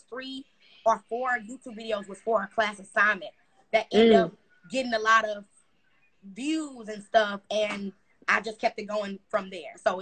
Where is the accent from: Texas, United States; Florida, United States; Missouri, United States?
Texas, United States; Houston; I am from Houston, Texas